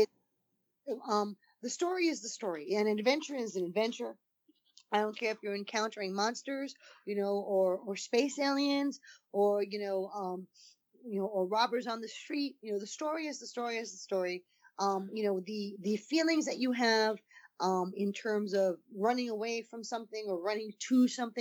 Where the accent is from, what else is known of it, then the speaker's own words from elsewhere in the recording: East Coast, United States; I'm from the East Coast